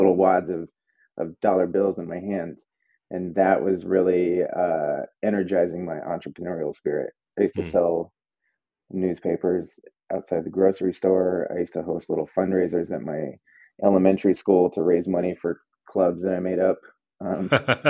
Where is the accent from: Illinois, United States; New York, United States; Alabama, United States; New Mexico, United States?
New Mexico, United States; Albuquerque; moved away as an adult; now in Brooklyn, United States; I grew up outside of Old Town Albuquerque